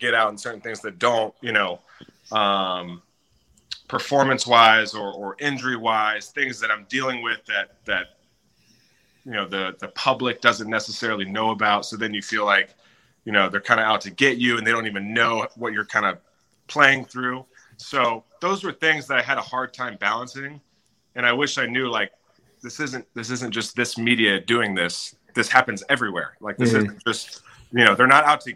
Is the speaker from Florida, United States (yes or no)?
yes; Jacksonville, Florida, United States; growing up in Jacksonville